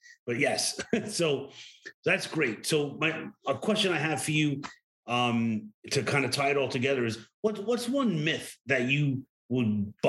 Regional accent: New York City, New York, United States; I was born and raised in New York City.

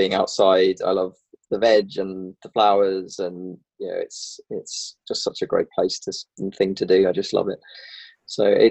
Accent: England, United Kingdom; moved away as an adult; also born or lived in London; now in Northern Ireland, United Kingdom; I'm the Englishman.

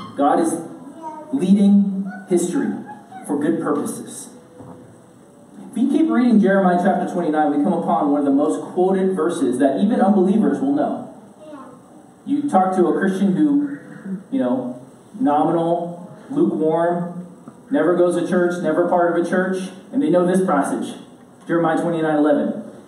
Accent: United States; I grew up in America

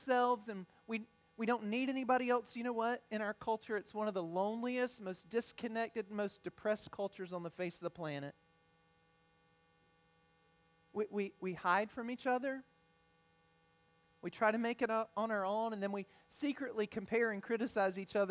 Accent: United States; also born or lived in Ethiopia; I consider it a privilege to grow up in the United States

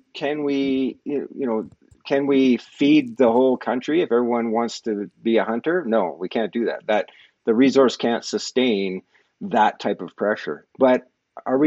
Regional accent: Canada; also born or lived in Ireland; now in Cranbrook, Canada; I immigrated to Canada when I was 8 years old. I came from Ireland.

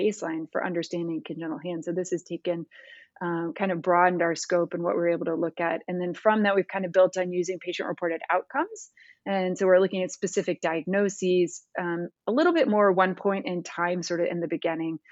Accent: Missouri, United States; moved away as an adult; also born or lived in North Carolina / St. Louis, Missouri / Cincinnati, Ohio; So, I am a Midwesterner. I was born in Missouri. My parents were both professors at the University of Missouri, um, have recently retired, but I grew up in a very academic household.

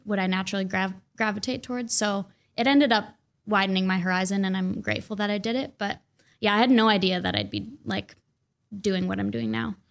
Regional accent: Mounds View, Minnesota, United States; also born or lived in Saint Paul, Minnesota; I grew up in Mounds View. It's kind of the forgotten suburb

